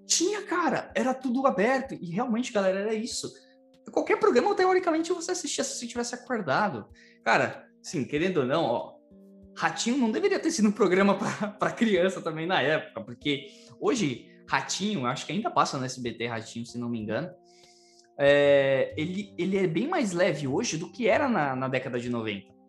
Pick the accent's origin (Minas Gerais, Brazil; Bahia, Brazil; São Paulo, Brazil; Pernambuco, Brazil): São Paulo, Brazil; eu nasci, né, e fui criado em uma favela em São Paulo